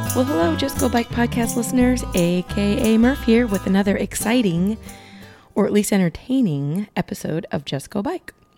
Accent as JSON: {"language": "English", "region": "Iowa", "country": "United States", "tie": "born or raised there", "said": "my home state is Iowa"}